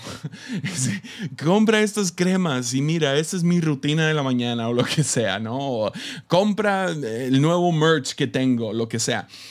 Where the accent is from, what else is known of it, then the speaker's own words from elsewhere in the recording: Tepic, Nayarit, Mexico; Somos de Tepic. Ah, nosotros aquí en Tepic, ah, usualmente no viajamos